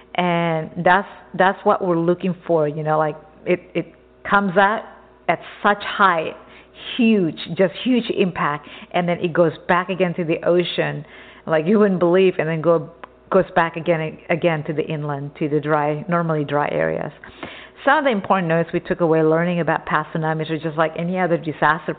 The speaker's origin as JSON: {"language": "English", "region": "Texas", "country": "United States", "tie": "born or raised there", "also_born_or_lived": "Java, Indonesia", "moved": "as an adult", "lives_now": "Southern California, United States", "said": "I grew up in Texas since I was, you know, 4 or 5 years old. I came from an island, Java Island"}